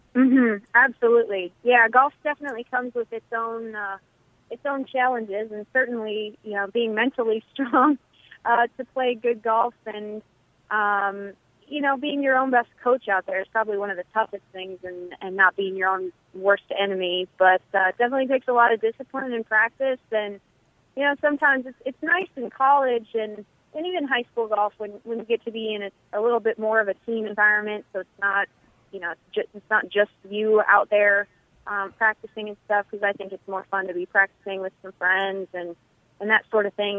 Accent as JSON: {"language": "English", "town": "Eagan", "region": "Minnesota", "country": "United States", "tie": "born or raised there", "moved": "yes"}